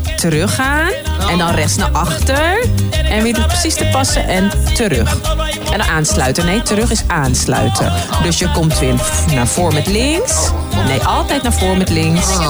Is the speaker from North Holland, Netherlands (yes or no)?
yes; Haarlem, North Holland, Netherlands; Ik ben dus geboren getogen in Haarlem